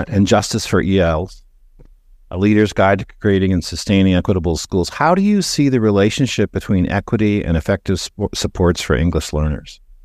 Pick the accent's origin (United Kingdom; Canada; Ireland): Canada; moved away; So I grew up in Canada. I'm a dual citizen.